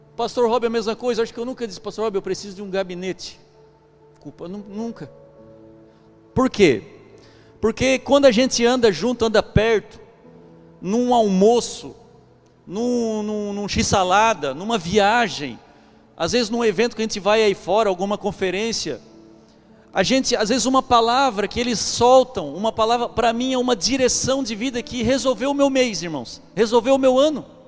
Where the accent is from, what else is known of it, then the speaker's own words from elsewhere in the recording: Brazil; Eu sou brasileiro